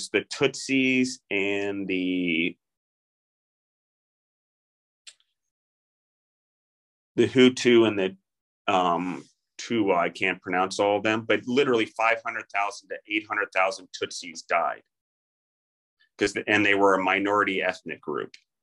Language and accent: English; United States